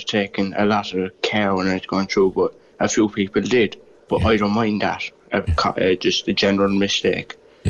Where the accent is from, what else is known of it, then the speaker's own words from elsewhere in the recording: West Cork, Munster, Ireland; I'm from West Cork